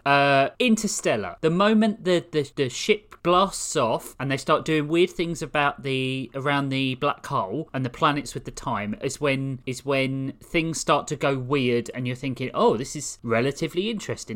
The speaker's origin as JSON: {"language": "English", "region": "London", "country": "United Kingdom", "tie": "born or raised there", "accent": "southeast London", "said": "I was born in Greenwich in the southeast"}